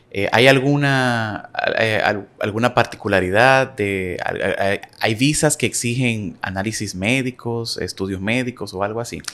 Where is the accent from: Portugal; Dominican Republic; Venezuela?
Dominican Republic; yo como dominicano, tengo que buscar una visa para irme en un programa a Europa